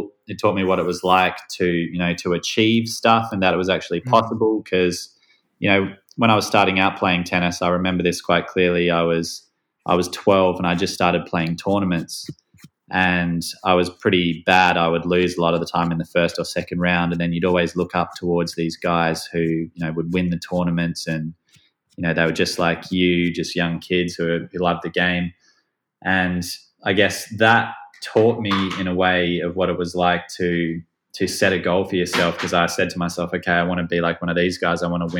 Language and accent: English; Perth, Western Australia, Australia; I grew up in Perth in Australia in a nice like outdoor environment, and I was very sporty.